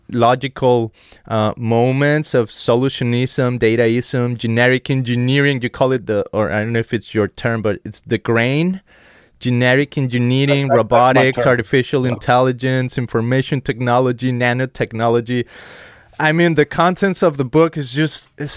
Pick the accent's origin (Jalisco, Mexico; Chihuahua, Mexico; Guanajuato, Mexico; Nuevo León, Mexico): Jalisco, Mexico; Guadalajara; now in United States; I come from Mexico, from Guadalajara, Jalisco.